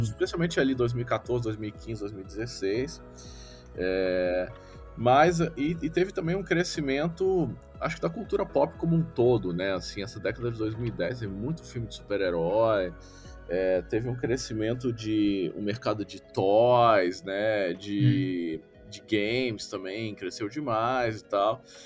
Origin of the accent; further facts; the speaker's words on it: Brasília, Federal District, Brazil; moved away; eu sou de Brasília, eu não estou em Brasília no momento, mas eu sou de Brasília